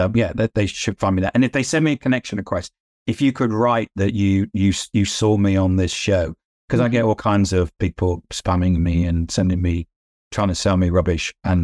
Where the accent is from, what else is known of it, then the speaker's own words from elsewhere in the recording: United Kingdom; I'm a British, right. Brit. I'm modest.